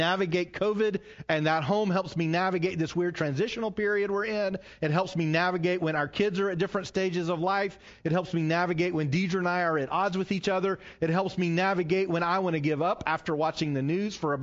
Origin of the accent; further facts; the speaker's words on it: the South, United States; growing up in the South like myself